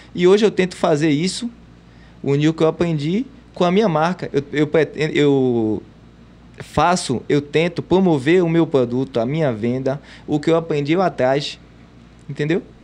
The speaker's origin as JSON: {"language": "Portuguese", "town": "Salvador", "region": "Bahia", "country": "Brazil", "tie": "born or raised there", "said": "Eu sou nascido e criado no Gevelho de Brotas"}